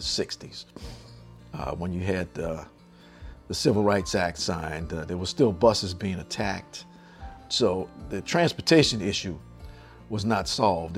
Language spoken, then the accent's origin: English; New Orleans, Louisiana, United States; as a kid uh, growing up in New Orleans